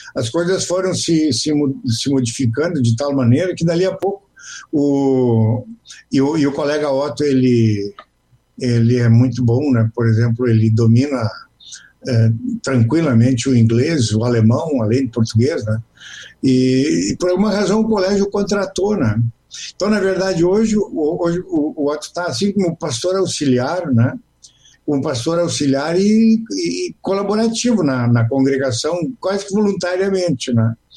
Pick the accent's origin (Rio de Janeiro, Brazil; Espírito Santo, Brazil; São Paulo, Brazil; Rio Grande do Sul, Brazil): Rio Grande do Sul, Brazil; Canguçu; moved away; also born or lived in Pedro Osório; Sou natural de Canguçu